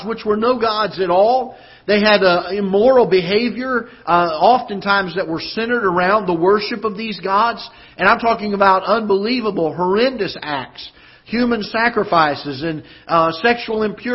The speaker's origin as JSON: {"language": "English", "region": "the South", "country": "United States", "lives_now": "Festus, United States", "said": "I'm from the South. We had camp meetings"}